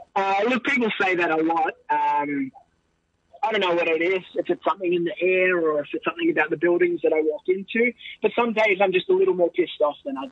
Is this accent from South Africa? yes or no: no; Australia; cement myself as an Australian wrestler and represent our country